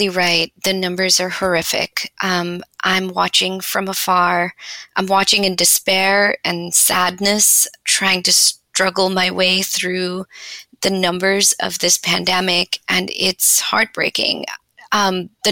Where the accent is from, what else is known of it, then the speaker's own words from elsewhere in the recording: India; moved away; I grew up in India